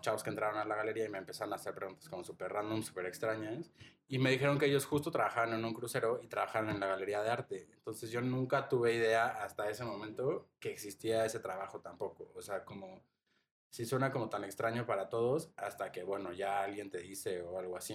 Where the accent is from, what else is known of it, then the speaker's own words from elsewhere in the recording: Mexico City, Mexico; moved away as an adult; also born or lived in Playa del Carmen; yo, siendo de la Ciudad de México